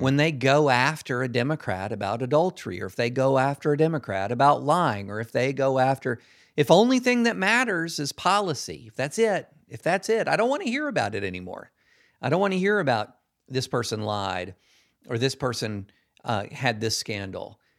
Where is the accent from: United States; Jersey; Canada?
United States; Georgetown, Kentucky; moved away as an adult; also born or lived in Alabama / the South / Nashville; I grew up, I was born in Alabama, grew up across the South, um, but mostly in Kentucky.